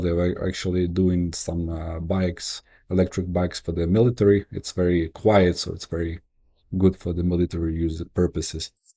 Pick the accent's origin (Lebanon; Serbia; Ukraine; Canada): Ukraine; Kyiv; moved away; also born or lived in New York; I moved back from New York to Kyiv in twenty fourteen